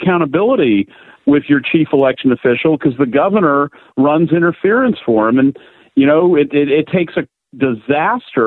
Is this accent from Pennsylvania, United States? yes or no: yes; Greensburg, Pennsylvania, United States; I'm from Greensburg. I grew up in Greensburg. I went to Hemphill